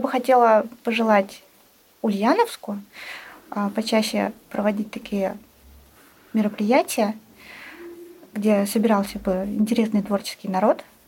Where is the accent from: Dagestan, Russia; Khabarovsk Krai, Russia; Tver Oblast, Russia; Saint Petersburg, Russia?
Saint Petersburg, Russia; у нас в родном городе